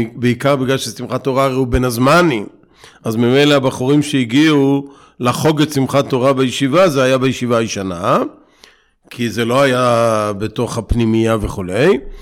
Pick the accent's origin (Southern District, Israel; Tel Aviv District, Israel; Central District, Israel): Tel Aviv District, Israel; Bnei Brak; moved away; also born or lived in Ofra; גדלתי בבני ברק